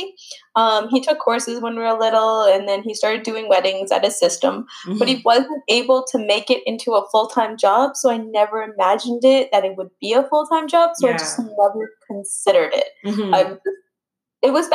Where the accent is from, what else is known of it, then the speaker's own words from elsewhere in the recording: Brantford, Ontario, Canada; moved away as an adult; also born or lived in Poland; now in Vancouver, Canada; I'm born in Poland. I moved to Canada when I was 5, and I grew up in Ontario, in Brantford, Ontario